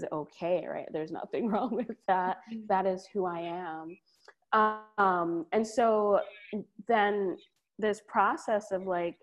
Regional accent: Trinidad & Tobago; now in New Haven, United States; I'm Caribbean from Trinidad.

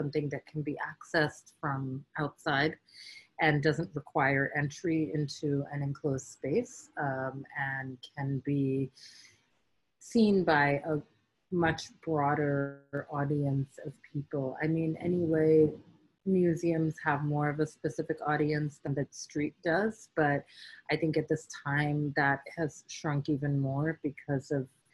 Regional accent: New York, United States; born or raised there

